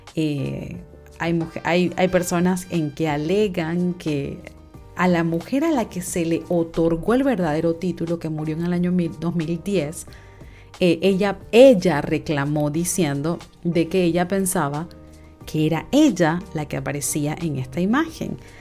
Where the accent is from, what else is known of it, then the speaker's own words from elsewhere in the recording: Panama; yo soy de Panamá